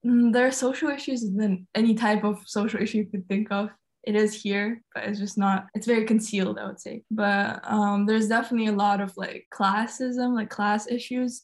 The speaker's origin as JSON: {"language": "English", "region": "Tashkent", "country": "Uzbekistan", "said": "I am 17 and I'm from Tashkent, Uzbekistan."}